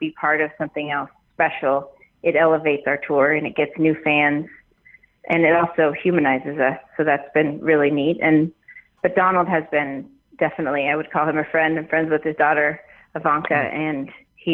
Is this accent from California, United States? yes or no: yes; Sacramento, California, United States; Sacramento, in my hometown